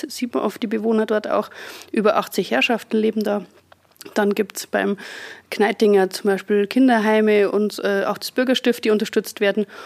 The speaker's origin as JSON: {"language": "German", "region": "Bavaria", "country": "Germany", "lives_now": "Regensburg, Germany", "said": "Ich komme ursprünglich aus der Oberpfalz, bin jetzt aber auch schon gut 16 Jahre in Regensburg, wie so viele hier zum Studium hergekommen und dann einfach hängen geblieben"}